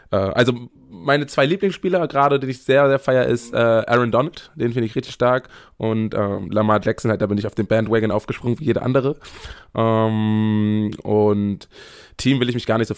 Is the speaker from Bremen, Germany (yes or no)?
yes; Bremen, Germany; der meinte, als Bremer brauche ich Werder-Sachen.